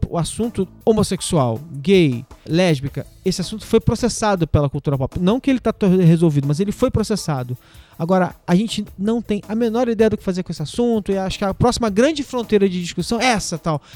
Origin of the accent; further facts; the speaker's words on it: Brazil; Os anos 70 e 80, onde eu cresci no Brasil